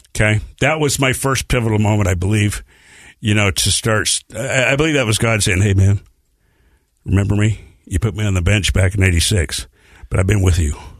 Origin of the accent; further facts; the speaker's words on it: Bountiful, Utah, United States; also born or lived in Salt Lake City, Utah; age five, we moved to Bountiful, Utah.